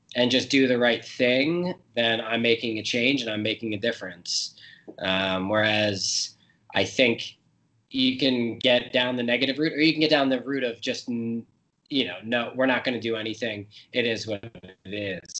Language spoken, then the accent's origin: English; United States; I'm an American